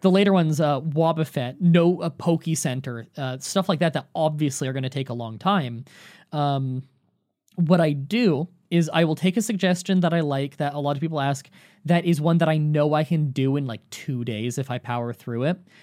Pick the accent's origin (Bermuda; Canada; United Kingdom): Canada; I'm Canadian